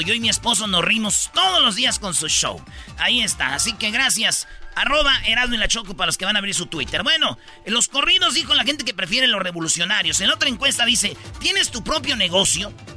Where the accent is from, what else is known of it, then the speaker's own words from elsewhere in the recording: Jiquilpan, Michoacán, Mexico; mi pueblo, de Jiquilpan